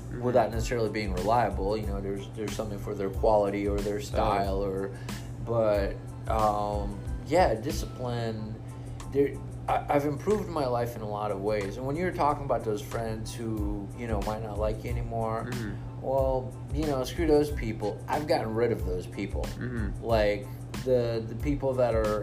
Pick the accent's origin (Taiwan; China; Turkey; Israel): Israel; I'm from Israel.